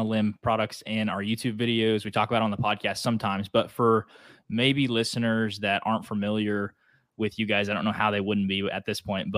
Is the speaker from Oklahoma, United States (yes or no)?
yes; Oklahoma, United States; Northern Oklahoma, which is my home state